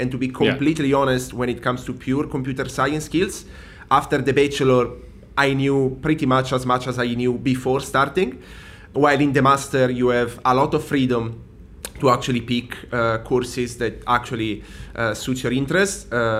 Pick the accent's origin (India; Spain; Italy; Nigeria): Italy; Milan, Lombardy; moved away as an adult; I'm born and raised in Milan